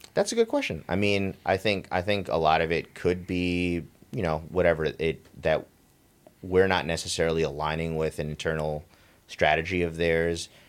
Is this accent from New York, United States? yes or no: yes; New York, United States; me growing up in New York